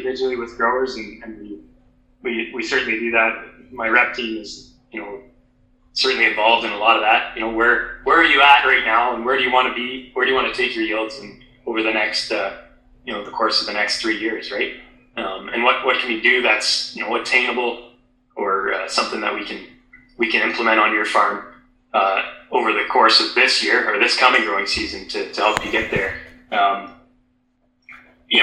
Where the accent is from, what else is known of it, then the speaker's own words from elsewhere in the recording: St. Marys, Ontario, Canada; I come from where I grew up in St. Mary's area